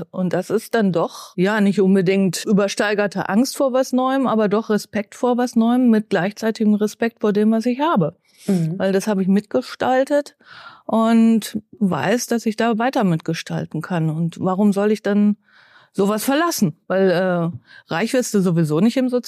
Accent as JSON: {"language": "German", "town": "Bielefeld", "region": "North Rhine-Westphalia", "country": "Germany", "tie": "born or raised there", "also_born_or_lived": "Mutlangen, Ostalbkreis, Baden-Württemberg", "said": "wenn man ja. hier mit vier anfängt klar. und alles durchläuft, von Kita bis äh, Uni, dann ist man Bielefeld Gewächs, ob man es will oder nicht."}